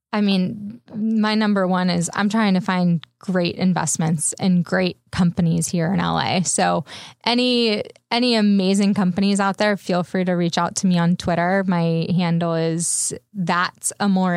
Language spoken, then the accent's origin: English; San Diego, California, United States; also born or lived in Bay Area; now in Los Angeles, United States; I'm originally from San Diego